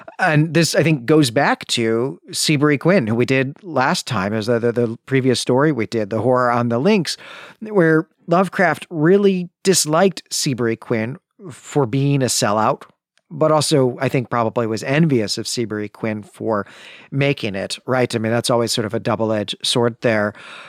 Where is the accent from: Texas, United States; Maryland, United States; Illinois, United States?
Illinois, United States; Chicago; which, of course, is offensive to me as someone who was born and raised in Chicagoland.